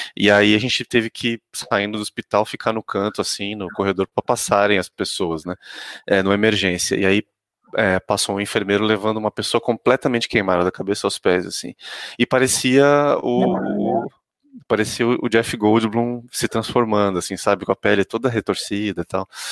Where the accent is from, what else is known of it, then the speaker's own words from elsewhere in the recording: Santos, São Paulo, Brazil; eu sou de Santos originalmente